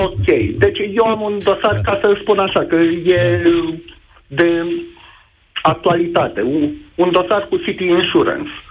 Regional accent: Neamț County, Romania; sunt din Neamț

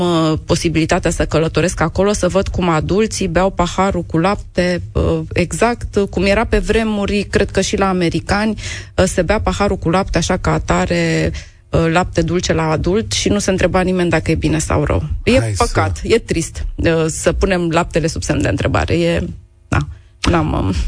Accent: Romania; noi, ca români

